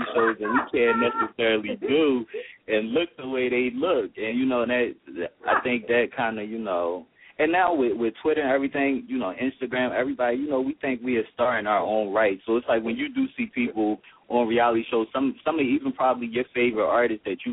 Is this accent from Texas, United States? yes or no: no; Philadelphia, Pennsylvania, United States; I used to be a fighter, you know, growing up in Philly